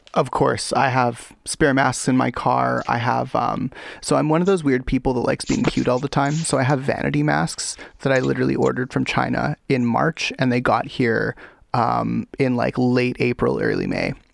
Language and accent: English; Canada; I'm Canadian.